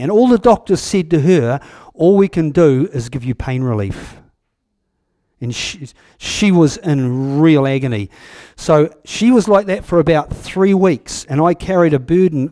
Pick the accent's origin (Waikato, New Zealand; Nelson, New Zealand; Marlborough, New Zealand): Waikato, New Zealand; Huntly; I'm from Huntley. I was born up on top of the hill there in nineteen fifty-six